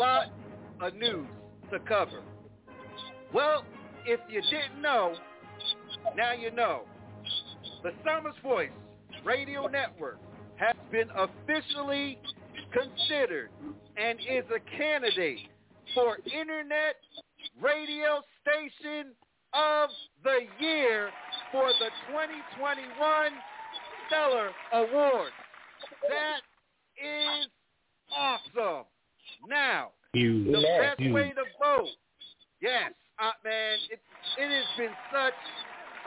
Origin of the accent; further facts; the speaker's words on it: Plainfield, New Jersey, United States; moved away; my hometown, yes, Plainfield, New Jersey